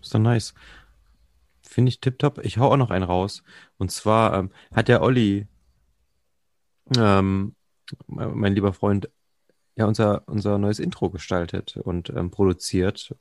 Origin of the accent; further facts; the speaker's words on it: Jena, Thuringia, Germany; Ich, ich, ich bin ja original eigentlich Jenenser also aus Jena stammend